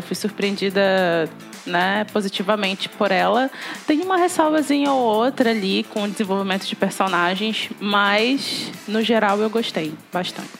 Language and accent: Portuguese; Belém, Pará, Brazil; sou de Belém do Pará